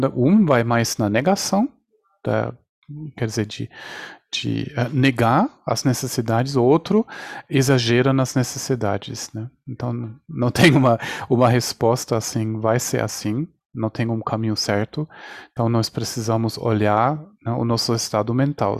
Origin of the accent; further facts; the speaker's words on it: Germany; now in Brazil; a minha concepção apareceu, aconteceu na Espanha, nasci na Alemanha, agora estou no Brasil